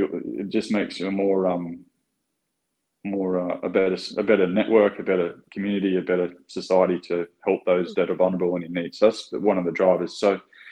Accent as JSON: {"language": "English", "town": "Newcastle", "region": "New South Wales", "country": "Australia", "moved": "yes", "lives_now": "Sydney, Australia", "said": "I'm originally from Newcastle"}